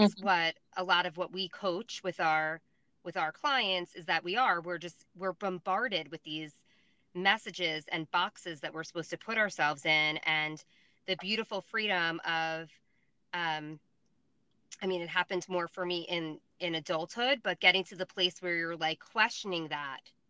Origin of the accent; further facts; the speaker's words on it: Long Island, New York, United States; accent: Long Island; my Long Island accent